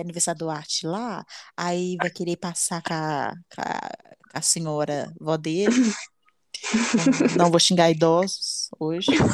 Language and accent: Portuguese; Brazil; eu sou brasileira